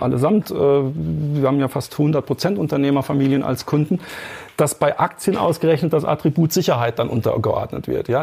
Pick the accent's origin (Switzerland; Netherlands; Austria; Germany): Germany; bei uns in Deutschland